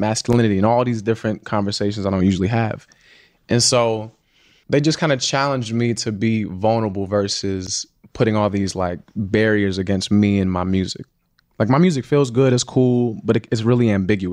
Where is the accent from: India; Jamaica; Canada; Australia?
Jamaica; I'm Jamaican